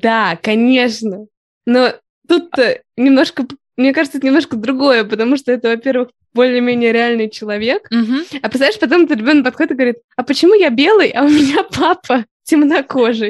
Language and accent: Russian; Moscow, Russia; я из Москвы